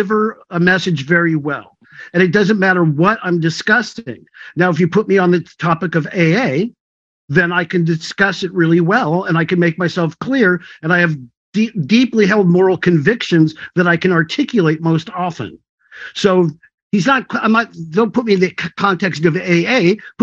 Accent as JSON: {"language": "English", "area": "North Valley", "region": "California", "country": "United States", "said": "I was from North Valley"}